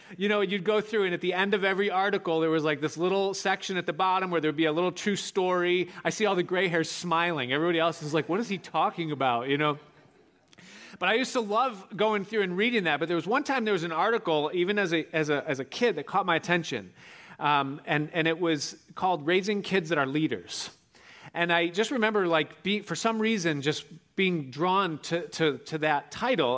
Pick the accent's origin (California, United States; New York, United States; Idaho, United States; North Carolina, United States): New York, United States; Rochester; I was growing up outside of Rochester, New York